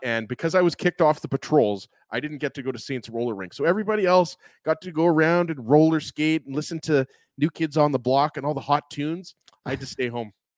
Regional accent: Winnipeg, Manitoba, Canada; I went to Kelvin High School

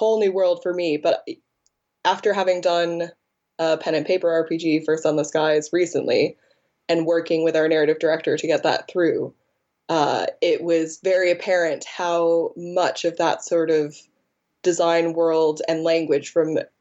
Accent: United States; now in England; as an American in England

